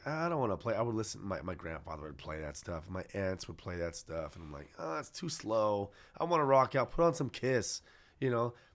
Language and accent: English; San Jose, California, United States; I'm born and raised McKee and King, Eastside San Jose.